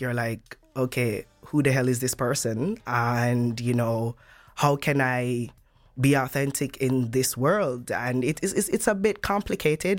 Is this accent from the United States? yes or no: no; Jamaica; moved away as an adult; now in Netherlands; my home country, Jamaica